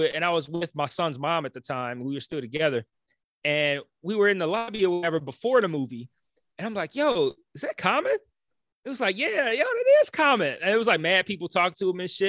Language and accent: English; Detroit, Michigan, United States; moved away; also born or lived in Los Angeles; I'm from Detroit.